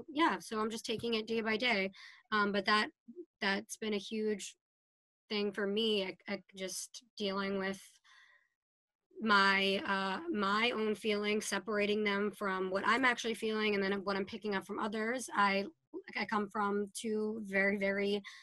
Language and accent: English; Salem, Massachusetts, United States; And we went to Salem State. So we grew up in Witch City, spent a lot of our prime youth years there.